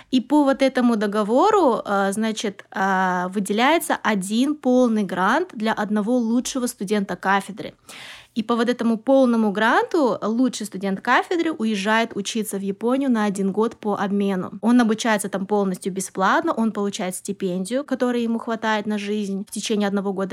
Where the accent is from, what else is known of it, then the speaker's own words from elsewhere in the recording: Kazakhstan; also born or lived in Almaty; Вообще, я родом из Казахстана, и я училась в городе Алматы по специальности а, японист, востоковед.